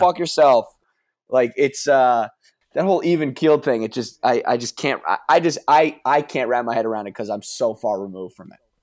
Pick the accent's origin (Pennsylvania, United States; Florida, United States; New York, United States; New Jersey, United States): New York, United States; I'm from New York